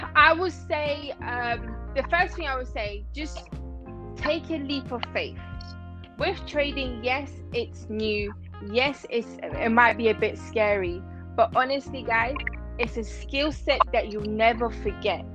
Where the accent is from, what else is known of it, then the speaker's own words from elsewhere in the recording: Iran; now in London, United Kingdom; originally I'm from Iran, but I live in um, London.